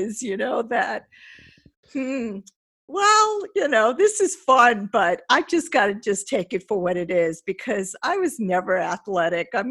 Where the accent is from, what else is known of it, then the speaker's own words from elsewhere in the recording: Long Beach, United States; I grew up in Long Beach